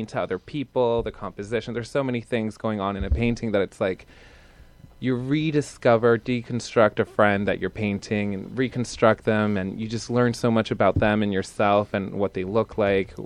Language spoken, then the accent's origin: English; Bethlehem, Pennsylvania, United States; moved away; I'm from Bethlehem, Pennsylvania. I went to a charter arts high school there